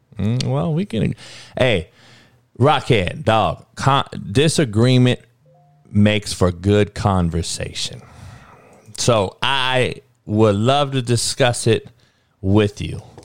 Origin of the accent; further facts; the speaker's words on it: Southern California, United States; we grew up in Cali where you, gunplay was the only way